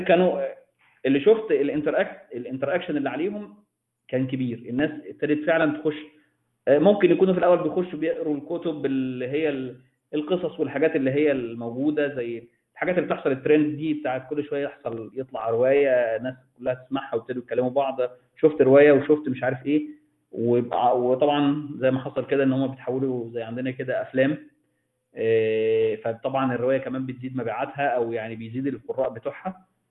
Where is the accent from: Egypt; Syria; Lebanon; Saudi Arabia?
Egypt; عندنا في مصر